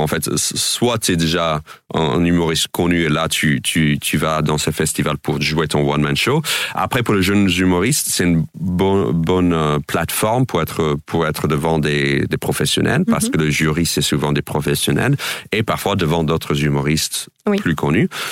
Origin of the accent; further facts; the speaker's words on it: United States; French is a second language; moved away as an adult; now in France; en tant qu'Américain